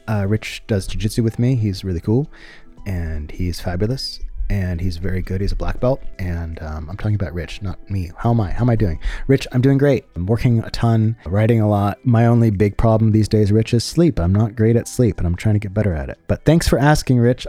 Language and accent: English; San Francisco, California, United States; I'm from San Francisco